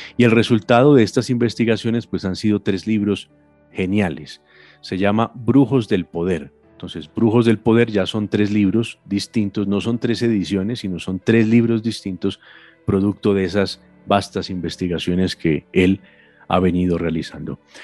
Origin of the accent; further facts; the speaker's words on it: Colombia; nosotros crecimos aquí en Colombia viendo a Cantinflas